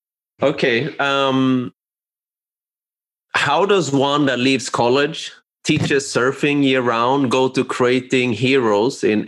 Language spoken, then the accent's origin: English; Sweden; I'm from Sweden myself. I don't look very Swedish. My parents are from Cambodia